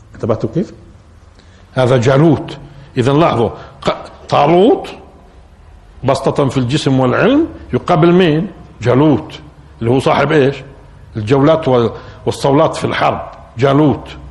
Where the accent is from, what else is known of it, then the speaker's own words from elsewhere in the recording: Palestine; احنا كفلسطينيين